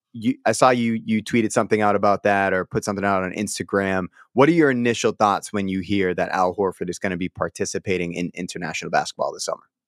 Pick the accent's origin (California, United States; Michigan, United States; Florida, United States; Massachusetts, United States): Massachusetts, United States; Boston; I'm from St. Anne's Parish. Everything in Dorchester is like broken up by parishes